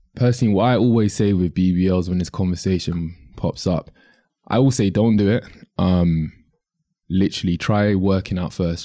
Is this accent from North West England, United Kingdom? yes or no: no; London, United Kingdom; in the U K, I'm from London